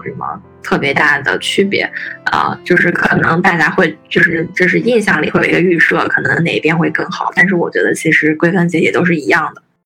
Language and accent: Chinese; China; 我们作为中国人